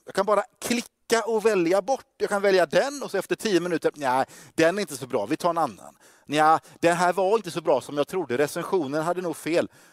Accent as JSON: {"language": "Swedish", "town": "Gothenburg", "region": "Västra Götaland", "country": "Sweden", "also_born_or_lived": "Stockholm", "said": "jag är från Göteborg"}